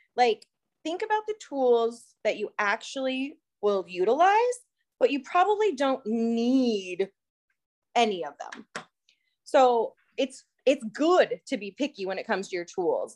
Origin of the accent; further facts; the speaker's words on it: Iowa, United States; I'm from Iowa